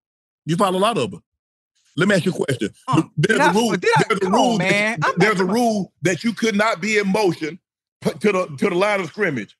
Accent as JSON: {"language": "English", "region": "Georgia", "country": "United States", "tie": "born or raised there", "said": "In my home state, a Georgia"}